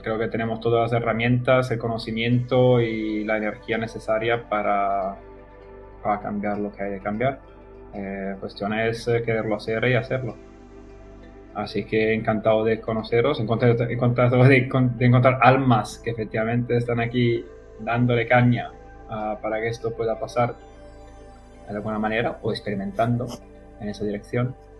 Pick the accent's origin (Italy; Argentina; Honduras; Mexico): Italy; Spanish is a second language; moved away as an adult; also born or lived in Spain; no soy español ni latinoamericano, o por ahí, soy de, Italia. Eh, he vivido cinco años en España